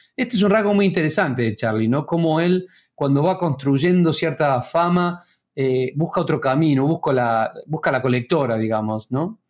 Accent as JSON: {"language": "Spanish", "region": "Córdoba", "country": "Argentina", "moved": "as an adult", "lives_now": "La Plata, Argentina", "said": "yo soy cordobés, pero me, mudé acá a La Plata para, estudiar acá en la Facultad de Artes"}